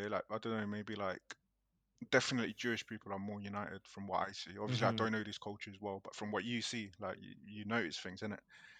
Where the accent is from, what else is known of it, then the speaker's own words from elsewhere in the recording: Colombia; growing up in Colombia, you hear so much shit